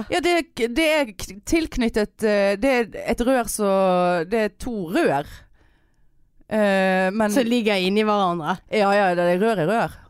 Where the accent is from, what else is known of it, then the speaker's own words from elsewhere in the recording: Trøndelag, Norway; Jeg høres ikke, men Jeg er fra Trøndelag.